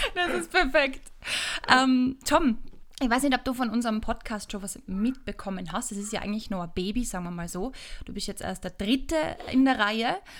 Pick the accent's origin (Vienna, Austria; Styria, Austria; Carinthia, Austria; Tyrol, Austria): Tyrol, Austria; accent: Tyrolean dialect; als Tirolerin mit einem sehr ausgeprägten Dialekt